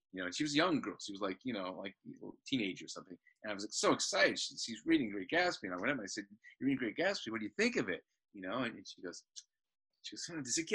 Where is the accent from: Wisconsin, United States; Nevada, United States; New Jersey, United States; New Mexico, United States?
New Mexico, United States; Albuquerque; moved away as an adult; also born or lived in Indianapolis, Indiana / Denton, Texas; now in California, United States; I was born in Indianapolis, actually, but I grew up in Albuquerque. Great place to be a kid.